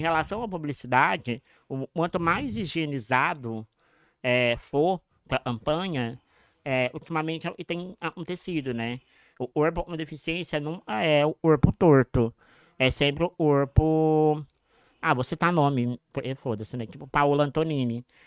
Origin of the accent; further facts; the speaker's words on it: Passos, Minas Gerais, Brazil; Eu nasci em Passos, em Minas Gerais